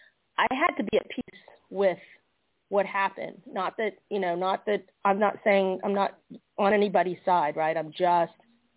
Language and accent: English; Georgia, United States; we're from Georgia